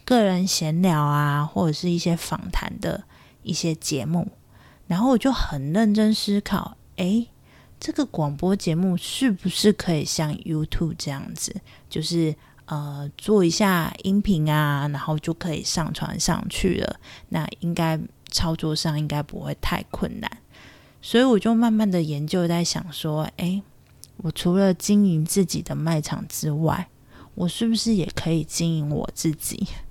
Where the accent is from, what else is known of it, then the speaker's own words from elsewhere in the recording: Chiayi, Taiwan; 我的家乡嘉义